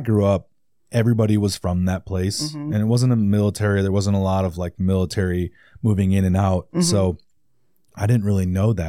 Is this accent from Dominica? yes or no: no; Italy; also born or lived in Hawaii; I grew up in Italy and born in Hawaii.